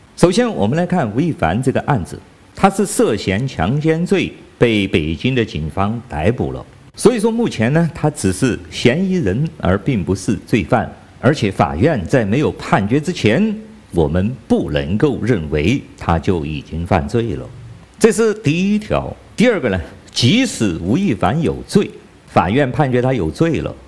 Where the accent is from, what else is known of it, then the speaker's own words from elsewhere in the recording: China; 我是来自中国大陆的